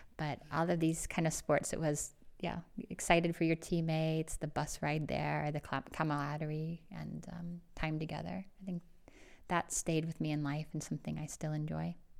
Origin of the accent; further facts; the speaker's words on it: St. Louis, Missouri, United States; moved away as an adult; also born or lived in Illinois; I grew up in Saint Louis, Missouri